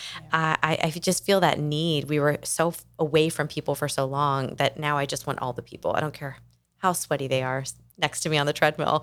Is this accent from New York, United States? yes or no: no; Kentucky, United States; moved away as an adult; also born or lived in Atlanta, Georgia / Nashville, Tennessee; now in South Florida, United States; We moved the family from my home state of Kentucky, where I had grown up